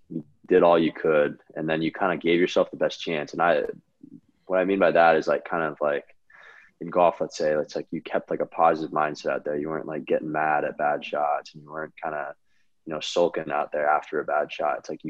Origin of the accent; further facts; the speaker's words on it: California, United States; I grew up in California